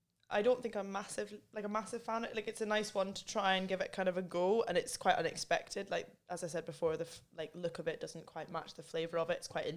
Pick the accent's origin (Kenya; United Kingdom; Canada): United Kingdom; England; born there; I was born in England, so I'm allowed to say that they're wrong.